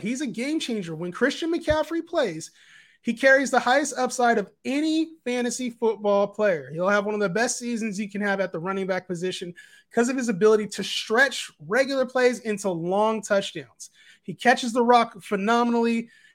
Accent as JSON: {"language": "English", "town": "Sacramento", "region": "California", "country": "United States", "said": "I'm from Sacramento"}